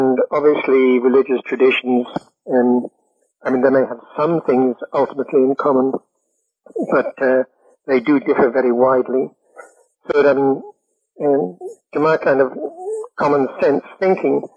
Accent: United Kingdom; I'm British

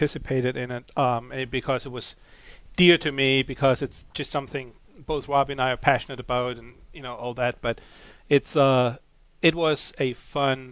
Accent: Germany; moved away; as a kid growing up in Germany

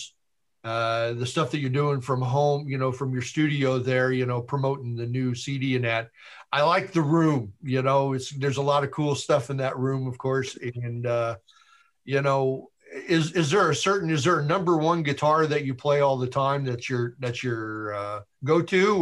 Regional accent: Chicago, Illinois, United States; I'm from Chicago.

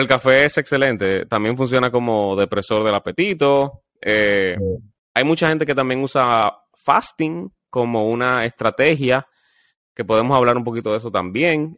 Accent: Dominican Republic; como dominicano que somos

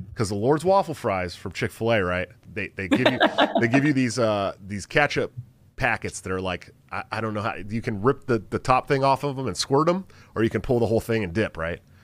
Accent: Bay Area, California, United States; moved away; I'm not from Iowa. I am from the Bay Area. I'm literally from fifteen minutes away from Stockton

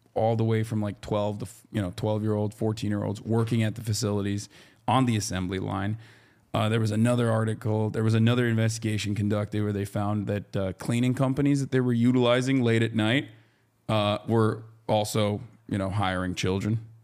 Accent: Turkey; moved away; I grew up in Turkey

